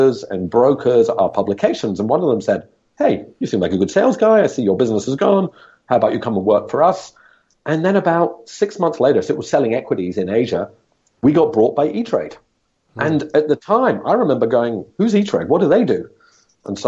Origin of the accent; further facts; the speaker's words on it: Scotland, United Kingdom; moved away as an adult; also born or lived in Australia / Hong Kong; now in Singapore; I grew up in Scotland from the age of, well, you know, a few months old till the age of 22 when I finished university.